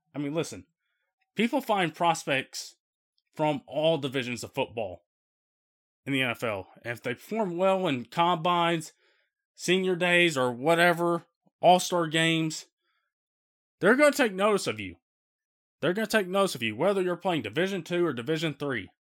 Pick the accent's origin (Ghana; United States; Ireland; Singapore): United States; Midwest; the storms that were happening around the Midwest on Friday night and with power being knocked out here in my hometown